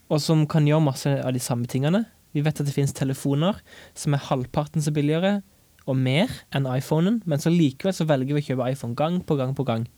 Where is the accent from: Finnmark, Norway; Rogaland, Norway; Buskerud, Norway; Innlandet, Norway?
Rogaland, Norway; Egersund; moved away as an adult; now in Stavanger, Norway; jeg hjemme i Egersund